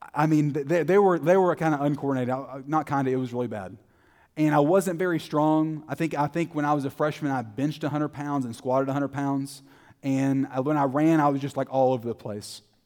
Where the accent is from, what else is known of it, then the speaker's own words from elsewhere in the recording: Terrell, Texas, United States; I grew up in Terrell, Texas. I was born and, born and raised there